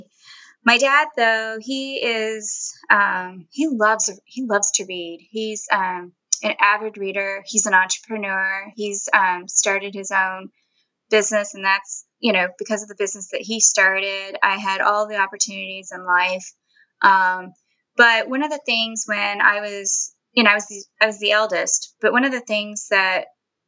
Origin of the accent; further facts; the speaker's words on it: Florida, United States; first language Spanish; English is a second language; being in a predominantly English-speaking area of Florida, I only spoke English after